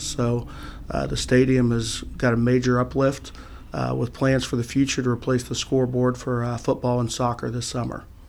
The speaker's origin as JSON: {"language": "English", "area": "Noble County", "region": "Ohio", "country": "United States", "tie": "born or raised there", "said": "went back to my hometown to uh, Shenandoah High School"}